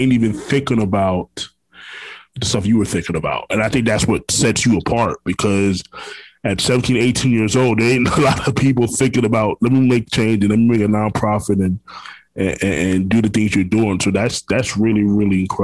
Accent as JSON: {"language": "English", "town": "Orlando", "region": "Florida", "country": "United States", "tie": "born or raised there", "also_born_or_lived": "Brooklyn, New York", "said": "I'm originally from Brooklyn, New York, but natively, but I grew up in Orlando, Florida. That's where I'm from. You know, I've been here 28 years"}